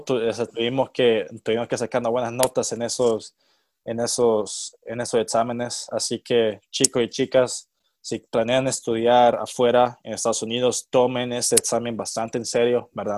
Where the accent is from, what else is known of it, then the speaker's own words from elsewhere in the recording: El Salvador; moved away as an adult; also born or lived in Kentucky, United States; soy, soy de El Salvador.